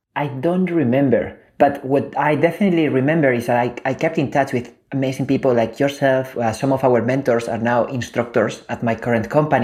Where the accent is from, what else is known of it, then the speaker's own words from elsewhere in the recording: Spain; moved away as an adult; also born or lived in Silicon Valley; I was born and raised in Spain